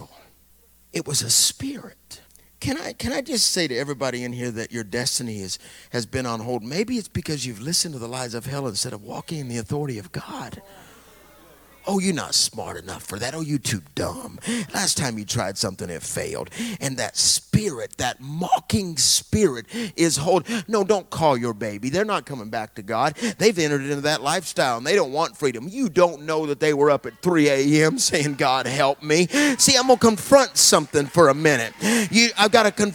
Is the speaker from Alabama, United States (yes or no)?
yes; Alabama, United States; I'm from Alabama